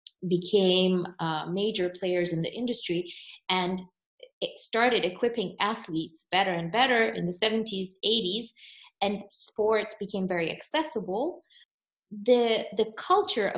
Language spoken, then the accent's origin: English; Russia; moved away as an adult; now in Germany; I was born in Russia, but currently I'm living in Germany since almost 10 years